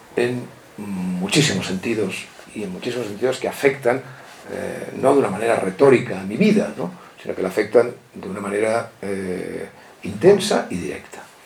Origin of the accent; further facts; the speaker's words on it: Catalonia, Spain; como catalán